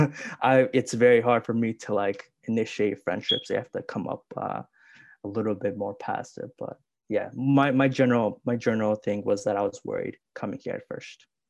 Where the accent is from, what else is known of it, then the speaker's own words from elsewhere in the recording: Chicago, Illinois, United States; I'm from Chicago